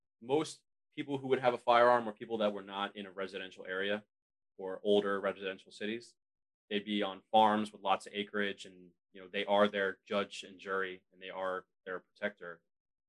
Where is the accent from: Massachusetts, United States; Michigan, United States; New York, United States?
New York, United States; I grew up in New York